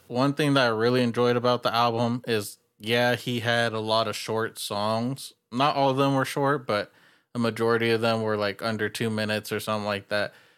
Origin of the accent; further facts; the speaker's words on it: California, United States; I'm from California